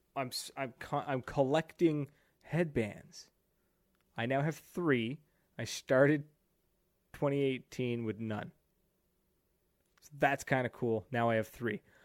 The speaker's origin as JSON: {"language": "English", "region": "New Brunswick", "country": "Canada", "said": "I am from New Brunswick, Canada. I am East Coast Canada, boy."}